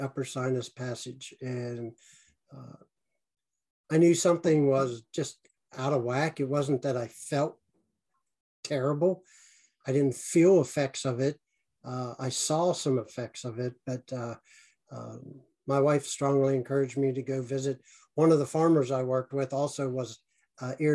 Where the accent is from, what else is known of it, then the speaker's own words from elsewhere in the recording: north of Pittsburgh, Pennsylvania, United States; North of Pittsburgh, about 45 minutes